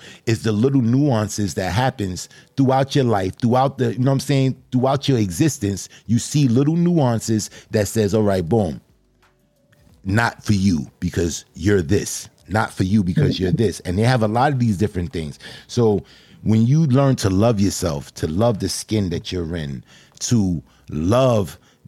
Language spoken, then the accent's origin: English; Brooklyn, New York, United States; And you don't mess with me because I'm from Brooklyn?